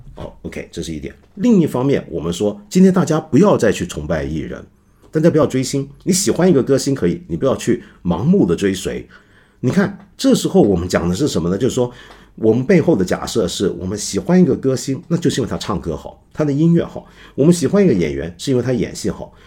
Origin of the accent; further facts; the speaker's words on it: China; now in Hong Kong; 指的就是我们中国人都在偷看